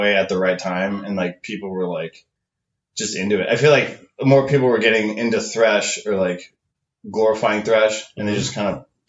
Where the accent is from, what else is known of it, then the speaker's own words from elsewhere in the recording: Oxnard, California, United States; we're all from Oxnard.